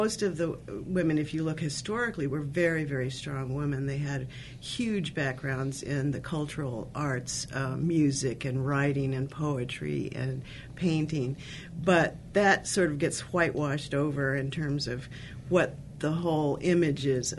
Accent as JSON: {"language": "English", "country": "United States", "said": "even though I'm of Japanese ancestry, I am so American"}